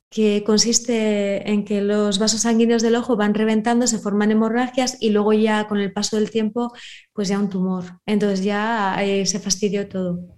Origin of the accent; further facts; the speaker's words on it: Bermeo, Basque Country, Spain; Yo, por ejemplo, Bermeo, eh, mi pueblo, sí me acuerdo.